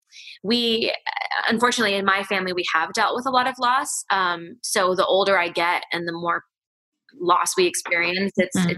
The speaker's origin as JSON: {"language": "English", "region": "Hawaii", "country": "United States", "tie": "born or raised there", "said": "growing up in Hawaii and being part of a Chinese family. My mom is full Chinese, and my grandma and grandpa are Chinese, and all my aunts and uncles."}